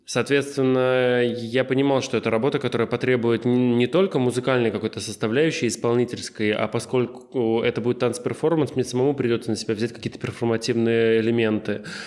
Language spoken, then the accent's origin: Russian; Lipetsk, Lipetsk Oblast, Russia; moved away; я из Липецка